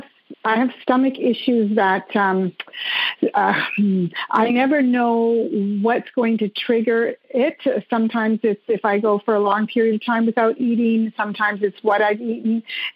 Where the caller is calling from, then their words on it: Montreal, Quebec, Canada; Montreal, Quebec, Canada.